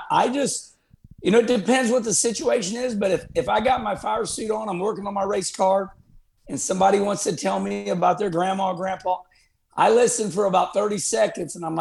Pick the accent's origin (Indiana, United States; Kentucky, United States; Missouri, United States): Missouri, United States; Arnold; moved away; My hometown of Arnold, Missouri